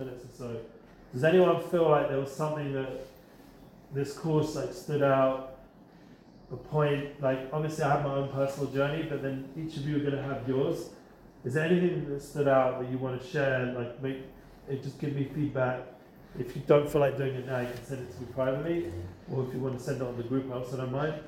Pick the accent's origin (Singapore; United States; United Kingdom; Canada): United Kingdom; England; now in Israel; I'm English, a biscuit means a cookie